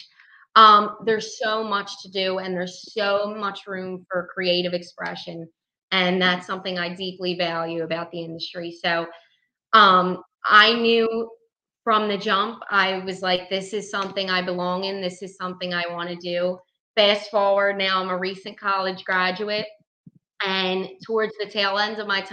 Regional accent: Philadelphia, Pennsylvania, United States; I grew up, born and raised in South Philadelphia

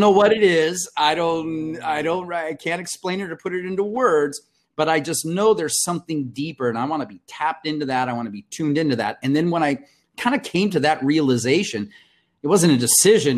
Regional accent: Compton, California, United States; also born or lived in Mexico / Brazil / India; now in San Diego, United States; the majority of my youth were uh, spent, uh, as you and I had discussed, in Compton, California

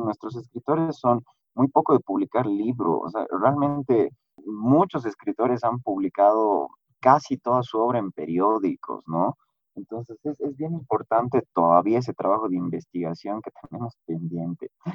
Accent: Bolivia; como bolivianos

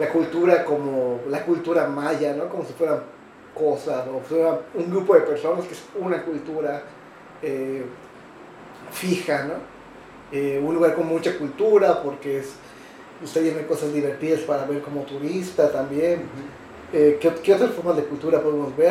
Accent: Yucatán, Mexico; yo, como yucateco

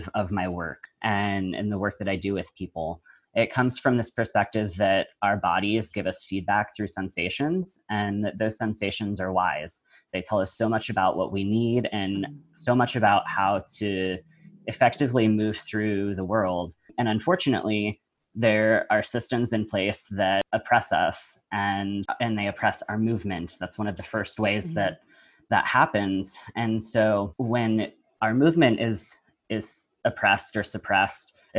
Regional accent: the South, United States; I was raised in the South in a biracial family

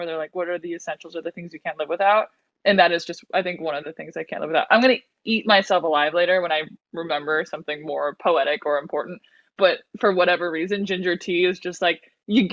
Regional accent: Bay Area, California, United States; moved away as an adult; also born or lived in South America; now in Los Angeles, United States; I live in LA. I'm from South America, but I grew up in the Bay Area

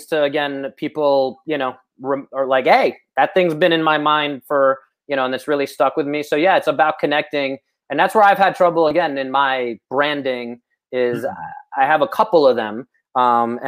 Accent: Moscow, Russia; moved away; I come from communist Russia. I was born in Moscow in the 80s

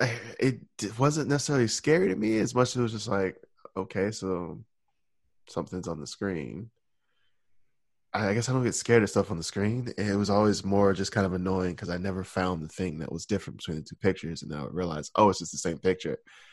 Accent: Alabama, United States; So I think part of that is also like, remember, I grew up in Alabama, but I don't like the accent.

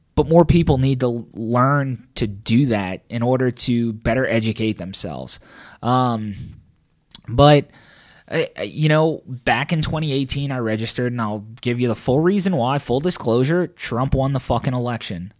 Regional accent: New Orleans, Louisiana, United States; I'm from New Orleans

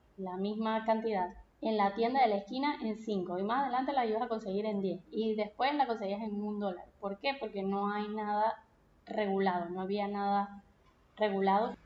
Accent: Punto Fijo, Falcón, Venezuela; moved away as an adult; Yo soy de Punto Fijo, que es una ciudad que es pequeña, es una ciudad costeña, está al norte del país

